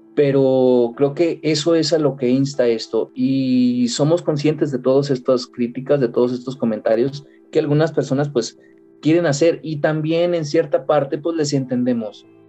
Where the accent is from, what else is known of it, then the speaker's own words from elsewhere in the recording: Mexico; Yo como mexicano